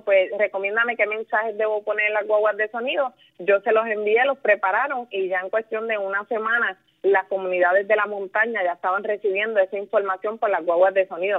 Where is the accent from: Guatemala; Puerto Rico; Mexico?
Puerto Rico; Villalba; also born or lived in Ponce; yo nací en Ponce, pero yo me crié en Villalba, en el campo de Villalba